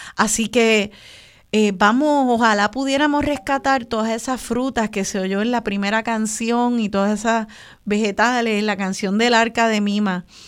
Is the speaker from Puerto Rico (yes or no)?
yes; Puerto Rico; qué sabroso es ser boricua